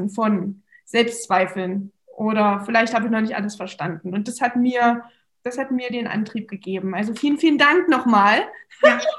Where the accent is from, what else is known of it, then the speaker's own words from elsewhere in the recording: Magdeburg, Saxony-Anhalt, Germany; okay, wir kommen beide aus Magdeburg, ja, das hat uns schon sehr verbunden